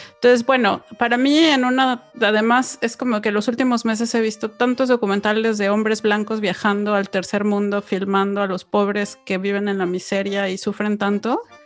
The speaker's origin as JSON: {"language": "Spanish", "country": "Mexico", "tie": "born or raised there", "said": "los que crecimos en México"}